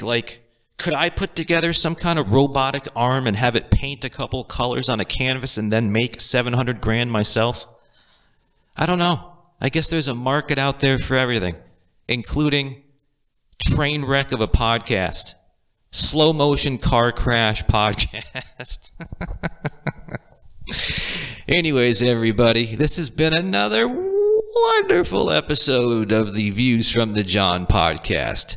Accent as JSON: {"language": "English", "town": "Boston", "region": "Massachusetts", "country": "United States", "tie": "born or raised there", "said": "born into a lower to middle class family from the Boston area"}